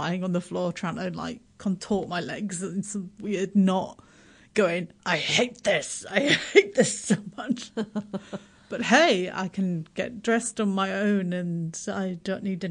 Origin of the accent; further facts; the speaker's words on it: Yorkshire and the Humber, United Kingdom; now in New Zealand; I'm from Yorkshire, I'm from Yorkshire